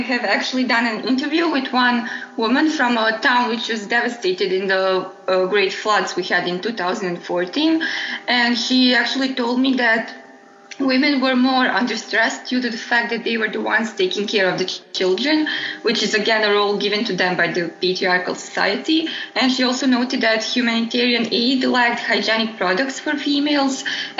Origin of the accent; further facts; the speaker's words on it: Bosnia & Herzegovina; I'm from Bosnia and Herzegovina